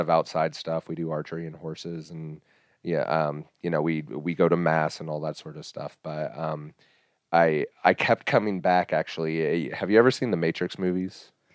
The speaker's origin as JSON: {"language": "English", "town": "Hays", "region": "Kansas", "country": "United States", "tie": "born or raised there", "said": "I was born and raised in Hayes, Kansas."}